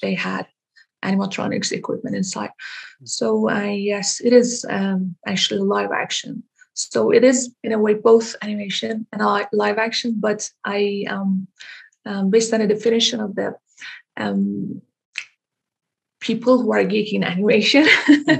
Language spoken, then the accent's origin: English; Iran; moved away as an adult; now in Denmark; I was born in Iran. Mm-hmm. I moved to Denmark in 2009 okay. to pursue my education.